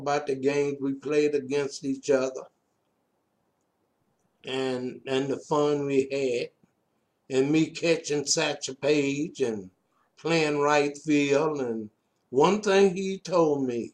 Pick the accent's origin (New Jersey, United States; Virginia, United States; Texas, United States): Virginia, United States; Roanoke; I am from Pinkett's Court on the outskirts of Roanoke.